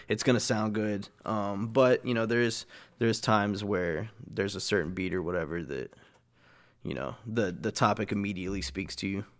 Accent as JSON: {"language": "English", "area": "Dallas–Fort Worth area", "region": "Texas", "country": "United States", "said": "I usually just go with Dallas"}